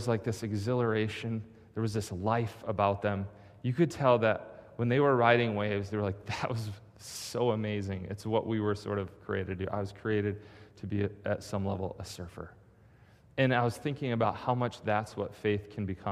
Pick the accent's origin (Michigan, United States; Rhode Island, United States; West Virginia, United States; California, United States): Michigan, United States; moved away; I'm from Michigan